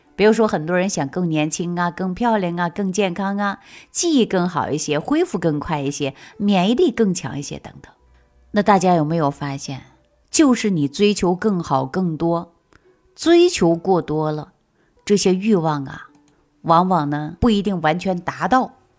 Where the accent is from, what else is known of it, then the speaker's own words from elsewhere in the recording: Shaanxi, China; 我们陕西人